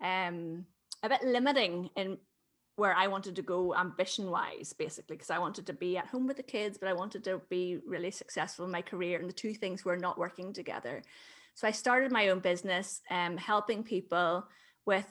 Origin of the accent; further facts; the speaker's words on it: Belfast, Northern Ireland, United Kingdom; I'm from Belfast in Northern Ireland